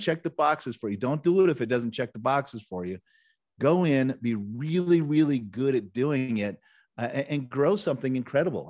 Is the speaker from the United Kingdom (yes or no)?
no; Nebraska, United States; I grew up in Nebraska, so I was kind of a small town Nebraska kid growing up